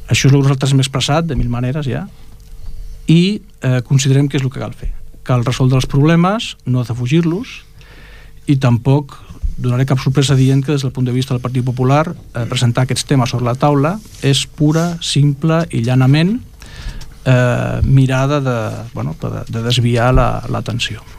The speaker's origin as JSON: {"language": "Catalan", "town": "Ripollet", "region": "Catalonia", "country": "Spain", "said": "com a ciutadans de Ripollet, com a ciutadans catalans, com a ciutadans espanyols, com a ciutadans europeus"}